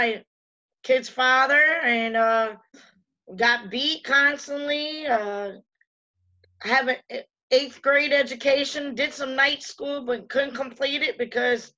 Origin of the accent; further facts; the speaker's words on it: Reading, Pennsylvania, United States; moved away; right outside of Philly. It's called Reading, Pennsylvania